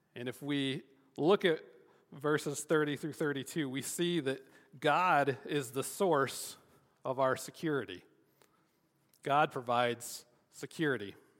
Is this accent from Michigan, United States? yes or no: yes; Michigan, United States; growing up in Michigan